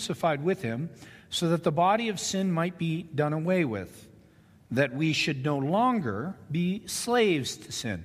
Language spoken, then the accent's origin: English; Ontario, Canada; When I grew up in Ontario, Canada